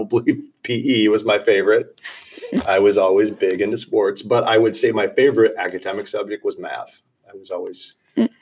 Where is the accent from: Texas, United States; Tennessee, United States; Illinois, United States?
Illinois, United States; North Central; I'm from North Central Illinois